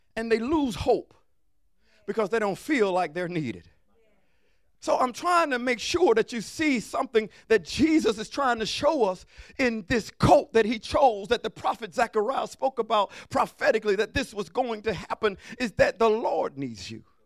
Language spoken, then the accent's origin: English; Alabama, United States; I'm from Alabama